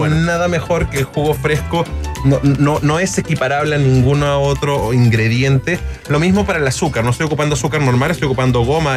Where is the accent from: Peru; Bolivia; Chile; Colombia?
Peru; Lima; moved away as an adult; nacido y criado durante 18 años en Lima, en Perú